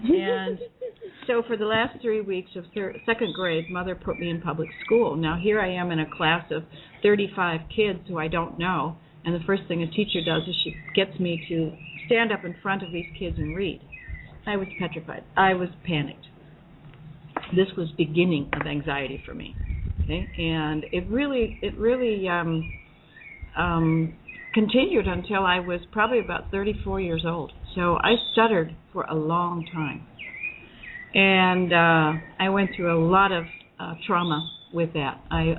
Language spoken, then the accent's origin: English; Sumatra, Indonesia; I was raised in Sumatra, Indonesia, as I mentioned before, and my mother homeschooled me.